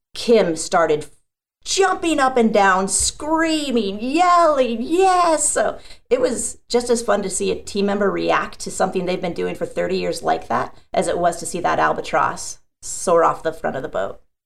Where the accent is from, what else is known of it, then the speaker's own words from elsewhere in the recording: South Dakota, United States; now in San Diego, United States; I actually grew up in the Midwest in South Dakota